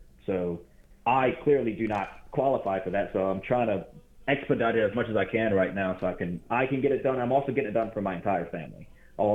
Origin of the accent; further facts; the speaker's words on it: White Castle, Louisiana, United States; also born or lived in Baton Rouge, Louisiana; Yeah, so I was born in Baton Rouge, where I'm currently living now, but I was brought up and raised in a town called White Castle. It's a really small town.